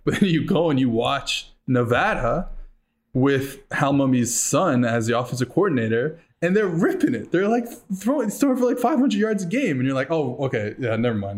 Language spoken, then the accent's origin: English; Montreal, Quebec, Canada; I'm from Montreal. I went to Concordia University